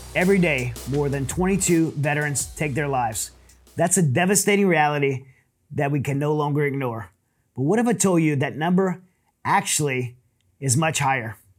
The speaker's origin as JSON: {"language": "English", "region": "Southern Louisiana", "country": "United States", "tie": "born or raised there", "also_born_or_lived": "Middle East", "moved": "as an adult", "said": "I grew up in Southern Louisiana"}